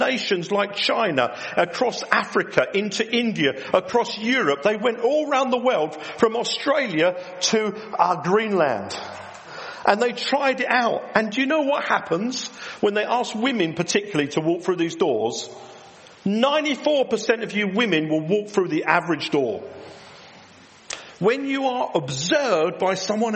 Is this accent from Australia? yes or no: no; England, United Kingdom; we're English